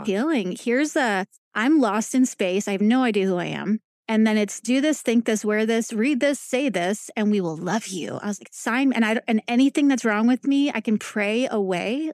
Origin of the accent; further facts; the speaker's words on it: New York, United States; moved away as an adult; also born or lived in Long Island / Northern California / Kansas City, Missouri; now in Kansas, United States; I'm from New York, born and raised